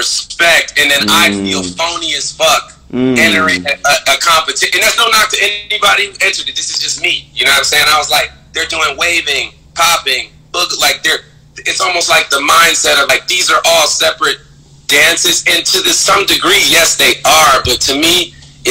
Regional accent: the South, United States; also born or lived in Miami / Philadelphia; growing up in the South

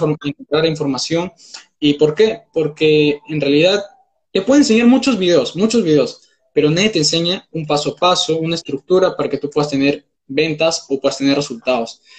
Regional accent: Peru; tengo 19 años, soy de Perú

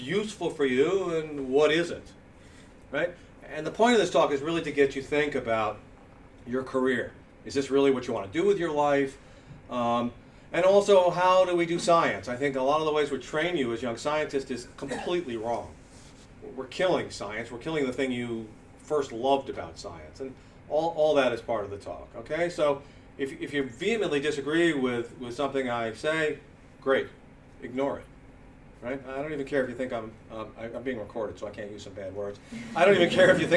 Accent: United States; I am obviously a American.

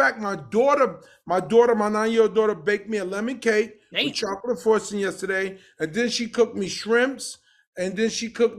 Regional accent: New York City, New York, United States; I come from the projects in Brooklyn. Bed-Stuy, do or die, take the girl, kill a guy. That's where I'm from, right across the street from Jay-Z. Me, Jay-Z, Tata, we all grew up together

